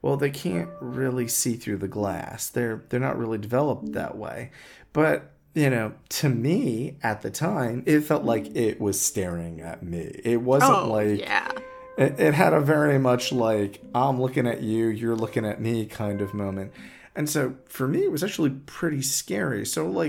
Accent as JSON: {"language": "English", "region": "New York", "country": "United States", "moved": "yes", "said": "I come from New York"}